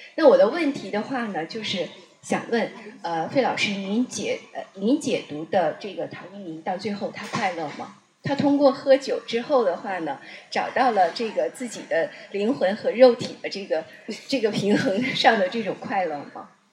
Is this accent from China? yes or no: yes; Northeast China, China; 我是北方长大的，在我们东北的话呢，会很多人很能喝酒，而且酗酒